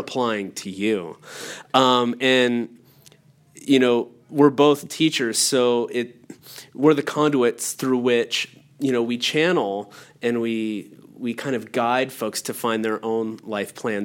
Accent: Allegheny National Forest, Pennsylvania, United States; moved away; I grew up in the Allegheny National Forest

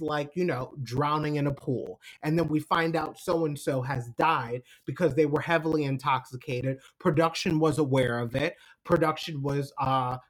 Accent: New York, United States; I'm from New York.

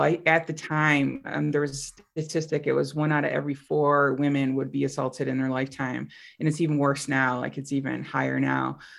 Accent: upstate New York, United States; moved away as an adult; also born or lived in Costa Rica; it's my hometown, um, you know, small city in upstate New York.

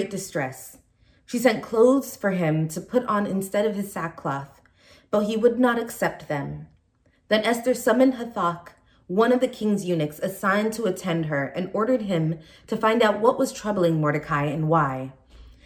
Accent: San Francisco, California, United States; moved away; also born or lived in Nigeria; I was born in Nigeria, and I grew up in San Francisco, California

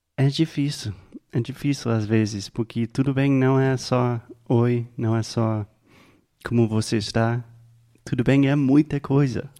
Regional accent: United States; Portuguese is a second language; I'm an American

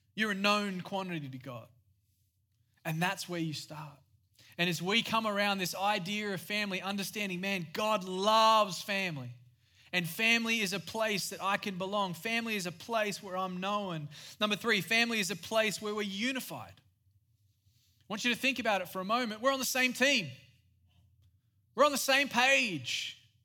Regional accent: Australia; moved away; I am Australian. Yes, I have a weird accent

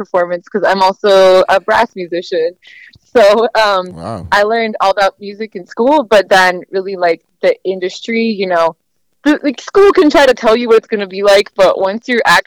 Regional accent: Oakland, California, United States; I'm originally from Oakland, the Bay Area, California. So, I'm a Cali girl my whole life.

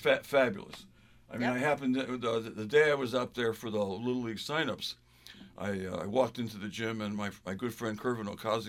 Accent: Central Connecticut, United States; now in Windham, United States; I grew up in a town in Central Connecticut, which is a very welcoming town now, and it was when I was a kid.

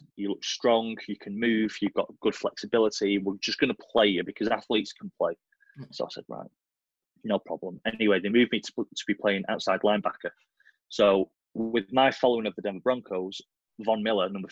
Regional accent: Blackpool, North West England, United Kingdom; I'm from Blackpool, you know, Lancashire.

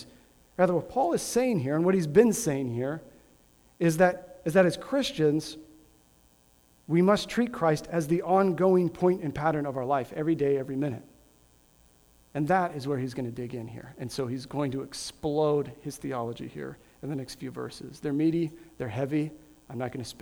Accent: Grand Island, Nebraska, United States; I was born and raised in Grand Island, Nebraska

